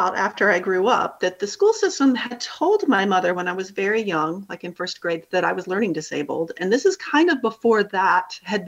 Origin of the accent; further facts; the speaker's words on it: Chapel Hill, North Carolina, United States; I grew up in the Chapel Hill Carborough City school system